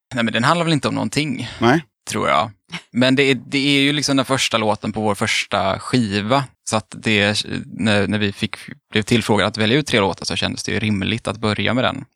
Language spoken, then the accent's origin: Swedish; Mölndal, Västra Götaland, Sweden; jag är från Mölndal, det är också typ Göteborg.